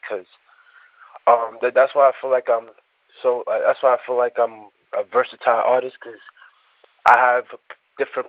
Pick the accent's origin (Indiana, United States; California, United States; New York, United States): New York, United States; New York City; also born or lived in Nigeria; I was born in Nigeria and raised in the Bronx